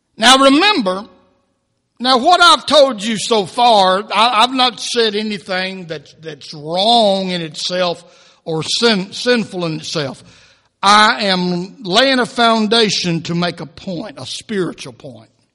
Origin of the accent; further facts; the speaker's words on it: United States; we were born and raised in America